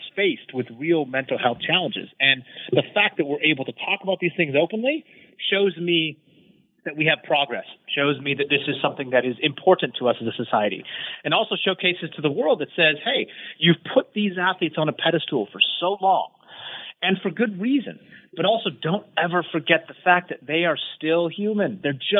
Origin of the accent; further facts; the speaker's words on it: United States; me being American